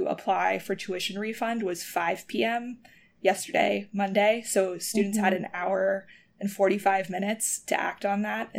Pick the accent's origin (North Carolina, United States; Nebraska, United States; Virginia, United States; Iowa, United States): North Carolina, United States; moved away; I'm from North Carolina originally. I try to keep up with what's going on at Chapel Hill because it's like the flagship university for where I grew up.